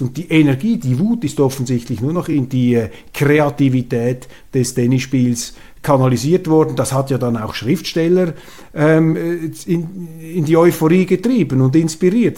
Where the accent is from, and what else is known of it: Switzerland